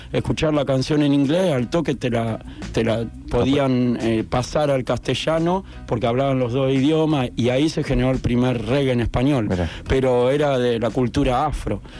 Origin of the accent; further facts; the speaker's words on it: La Plata, Buenos Aires Province, Argentina; now in Mar del Plata, Argentina; soy Platense